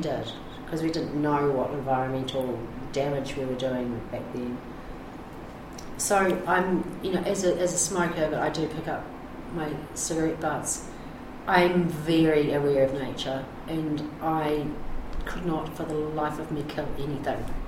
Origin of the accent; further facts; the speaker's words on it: New Zealand; moved away; I'm a Kiwi